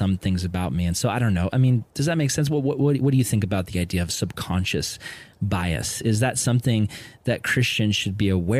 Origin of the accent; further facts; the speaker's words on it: Vista, California, United States; I grew up in Vista, California, which is predominantly white and Hispanic